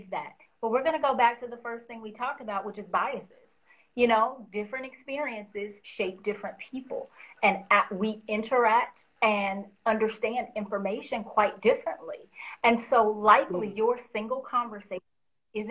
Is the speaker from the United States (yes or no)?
yes; the South, United States; I'm from the South, so there's a phrase that we use